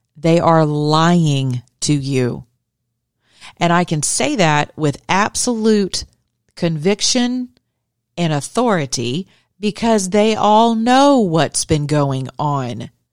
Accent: Georgia, United States; I'm from Georgia.

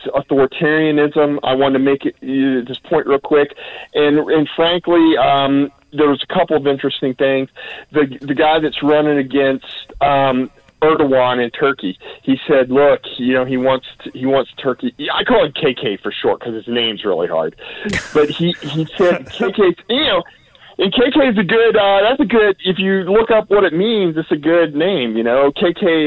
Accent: United States; my home country, the United States

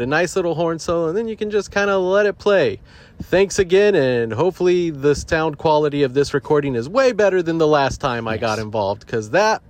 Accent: Orange County, California, United States; growing up in Orange County, California in the mid to late 90s with sideburns

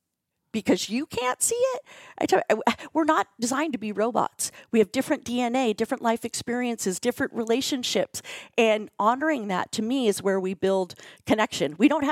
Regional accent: Chicago, Illinois, United States; so I have three sisters, I'm from Chicago, and having those conversations and sharing those stories, it's been the most healing part of writing a book.

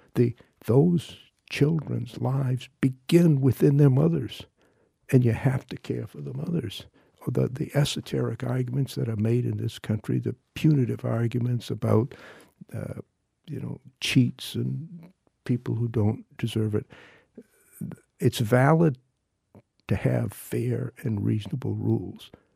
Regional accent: Maine, United States; I am involved in some hunger and feeding programs in my hometown and, and in other parts of our state

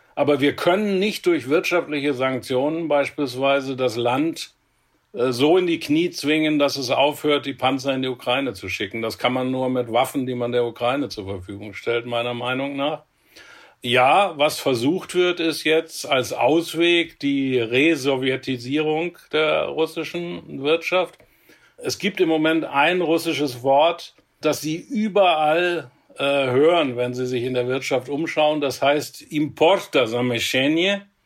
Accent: Germany; hier bei uns in Deutschland

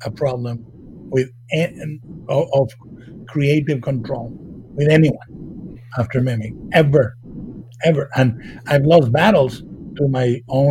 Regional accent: Mexico; moved away as an adult; I was raised in Mexico

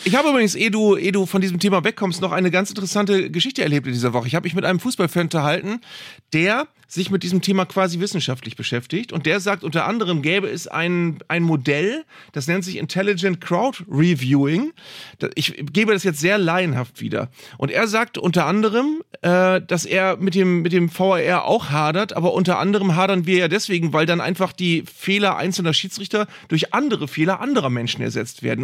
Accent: Bremen, Germany; ich komme aus Bremen

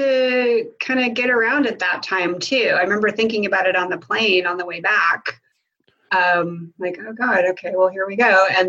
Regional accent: Tulsa, Oklahoma, United States; You know, I'm from Tulsa.

